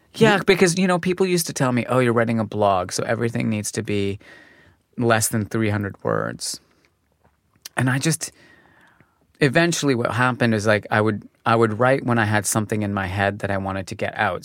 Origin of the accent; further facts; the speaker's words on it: Calgary, Alberta, Canada; moved away as an adult; also born or lived in Montreal; I was born in Calgary